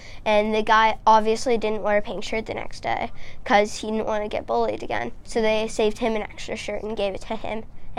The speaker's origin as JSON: {"language": "English", "region": "Nova Scotia", "country": "Canada", "tie": "born there", "said": "So I was born in Nova Scotia."}